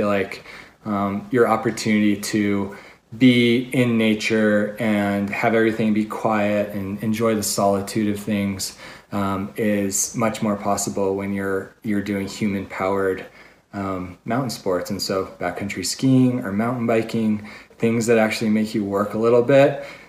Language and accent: English; Denver, Colorado, United States; The challenge for me is I came from Denver, which is like a beer mecca, you know.